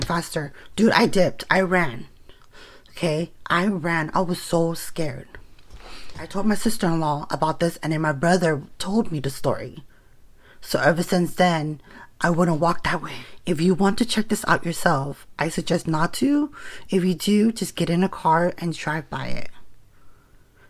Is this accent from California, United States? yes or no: yes; Stockton, California, United States; I'm originally from Stockton